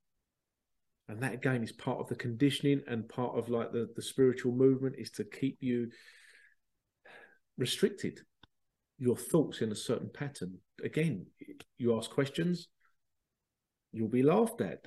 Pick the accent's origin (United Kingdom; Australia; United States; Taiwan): United Kingdom; London; moved away; I was born in London and moved out